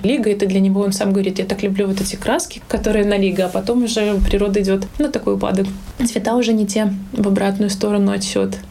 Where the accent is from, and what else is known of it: Minsk, Belarus; moved away as an adult; now in Riga, Latvia